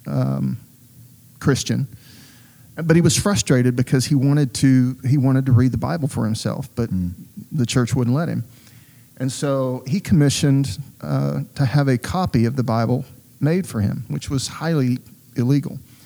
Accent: Southeast Texas, United States; When I was a child growing up in Southeast Texas

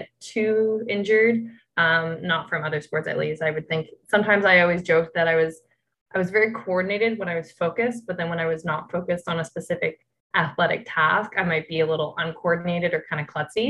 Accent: Toronto, Ontario, Canada; I grew up in Toronto

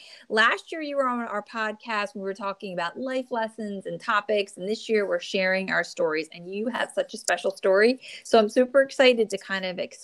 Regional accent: New Jersey, United States; born or raised there

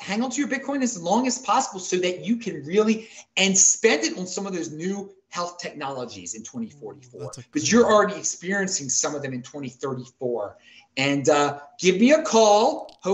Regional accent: Baltimore, Maryland, United States; now in Salt Lake City, United States; I am from Baltimore

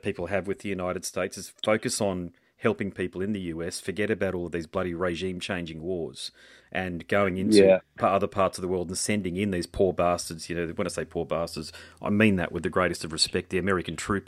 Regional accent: Australia; I'm an Australian patriot

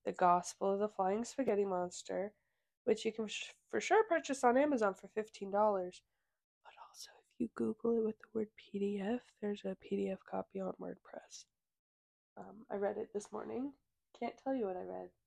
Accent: Missouri, United States; we're from Missouri

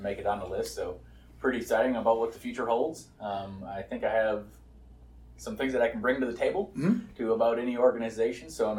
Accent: North Dakota, United States; I was born and raised in North Dakota, so just a small town kid.

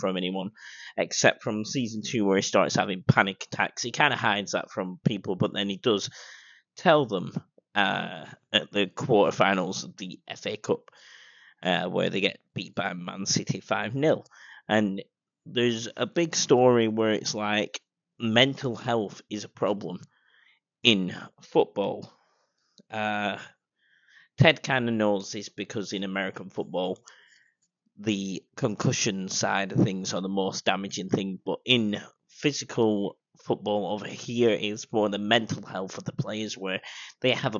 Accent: United Kingdom; I'm British.

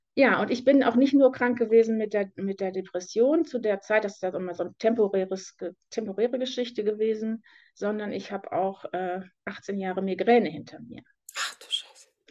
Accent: Detmold, North Rhine-Westphalia, Germany; ich komme aus Detmold. Im Moment bin ich noch

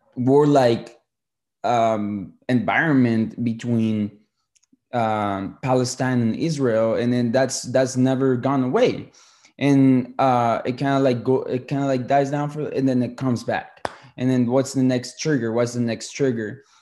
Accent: Colombia; moved away; I'm a Colombian uh, citizen. I was born in Colombia

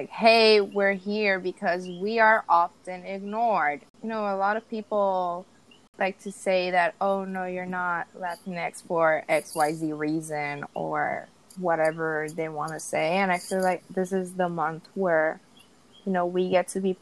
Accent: Puerto Rico; the Puerto Rican identity. We're American citizens

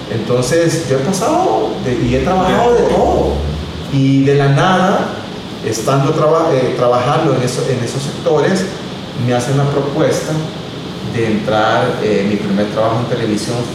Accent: El Salvador; yo empecé como buen salvadoreño a, como decimos, a rebuscarme para darle lo mejor a mi hija y eh, trabajé eh, de bodeguero en una máquina en la zona franca de San Marcos.

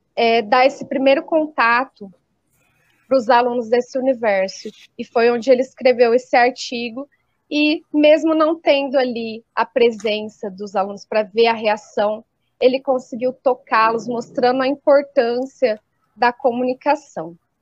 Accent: Colina, São Paulo, Brazil; professora na rede municipal de ensino aqui do interior de São Paulo, eu sou da cidade de Colina e trabalho aqui na região também

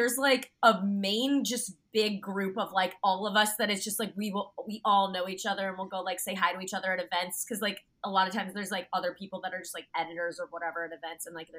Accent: Virginia, United States; I'm from Virginia, not as exciting as Alaska.

